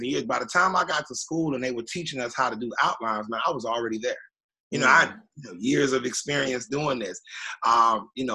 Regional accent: Miami, Florida, United States; also born or lived in Avon Park, Florida; I was born in Avon Park, Florida, and I moved down to Miami and when I was like two

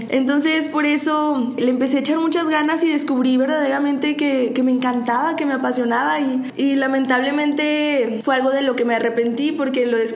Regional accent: Saltillo, Coahuila, Mexico; also born or lived in Monterrey; cuando nosotros vivíamos en Saltillo, porque ahí yo soy natal

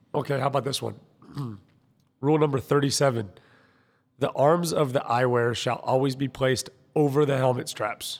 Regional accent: United States; I'm American

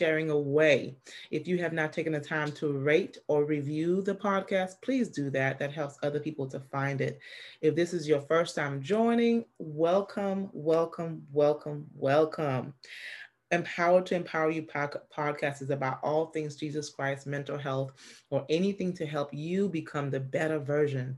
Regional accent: St. Lucia; I'm from St. Lucia

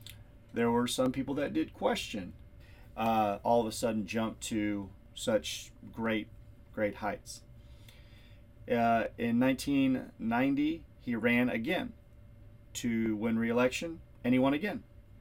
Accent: Rockport, United States; the Rockport Police Department, my hometown

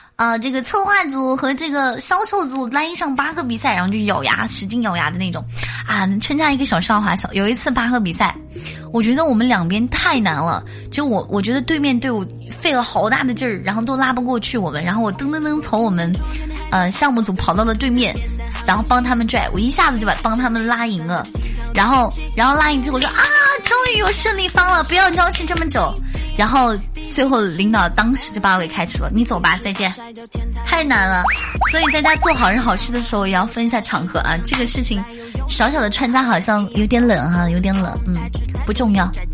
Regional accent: Xinjiang, China; moved away; 我们新疆的早餐有奶茶，家中必备奶茶

